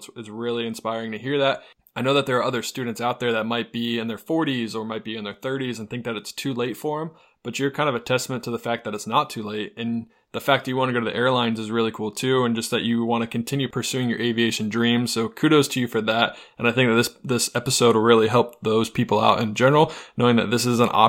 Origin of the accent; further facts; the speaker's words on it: North Carolina, United States; moved away; also born or lived in Ohio; I am from North Carolina